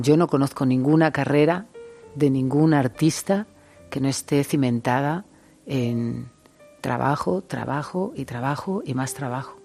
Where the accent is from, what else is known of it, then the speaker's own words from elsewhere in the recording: Spain; Siendo español